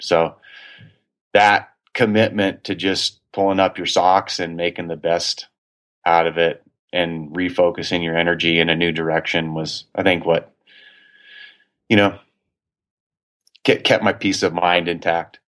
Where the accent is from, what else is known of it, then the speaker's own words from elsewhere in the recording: Durango, Colorado, United States; also born or lived in Oconomowoc, Wisconsin; I grew up in Durango